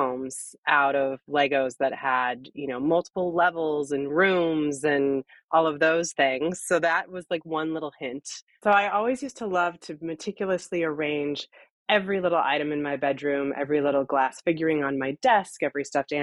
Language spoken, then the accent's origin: English; Seattle, Washington, United States; moved away as an adult; now in San Francisco, United States; I'm originally from Seattle